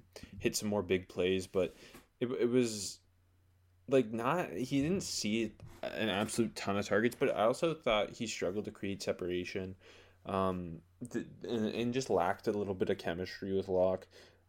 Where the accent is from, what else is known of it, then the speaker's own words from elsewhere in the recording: Canada; I love the pick as a Steelers fan, yeah, as a Canadian.